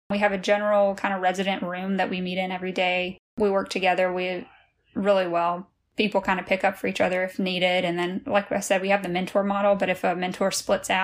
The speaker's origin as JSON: {"language": "English", "region": "Louisiana", "country": "United States", "moved": "yes", "lives_now": "Lexington, United States", "said": "I'm from Louisiana originally"}